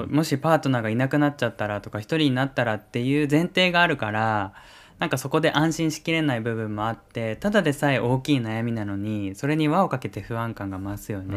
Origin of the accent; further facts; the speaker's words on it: Kyushu, Japan; now in Tokyo area, Japan; 地元の九州